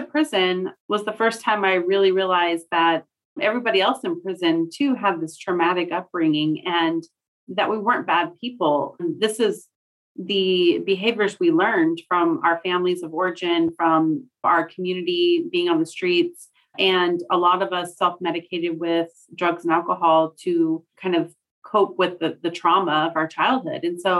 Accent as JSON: {"language": "English", "town": "Bremerton", "region": "Washington", "country": "United States", "tie": "born or raised there", "also_born_or_lived": "California", "said": "So I moved to Bremerton when I was nine, but I went between my mother and father throughout my childhood. And you know, my father lived in California. My mom lived in Washington."}